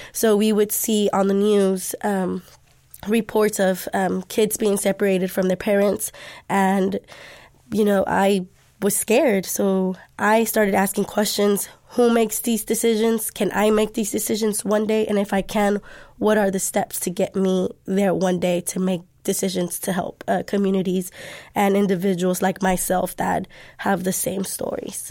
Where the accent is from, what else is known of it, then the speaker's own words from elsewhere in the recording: Dallas, Texas, United States; I am Dallas native. I'm from Pleasant Grove.